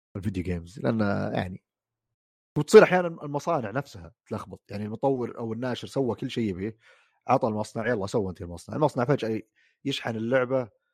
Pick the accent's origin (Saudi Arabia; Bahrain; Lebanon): Saudi Arabia; موجوده في محلات عندنا في السعوديه